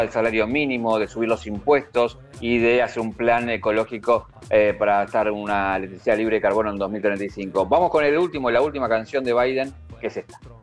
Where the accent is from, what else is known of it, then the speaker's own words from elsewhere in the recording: Argentina; a nosotros también como, argentinos